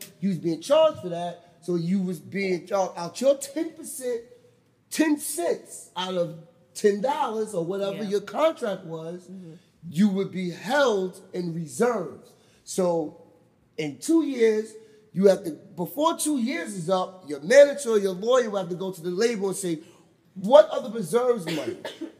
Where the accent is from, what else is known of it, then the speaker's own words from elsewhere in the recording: Charleston, South Carolina, United States; I'm from Charleston, South Carolina.